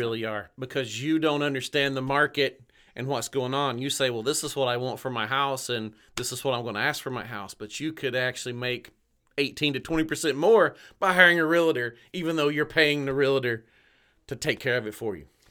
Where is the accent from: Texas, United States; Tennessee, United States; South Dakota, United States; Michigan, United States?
Tennessee, United States; just north of Chattanooga; moved away as an adult; also born or lived in Orlando, Florida; now in Ocala, United States; I'm from Tennessee originally, born and raised just north of Chattanooga. I spent most of my life right there in Southeast Tennessee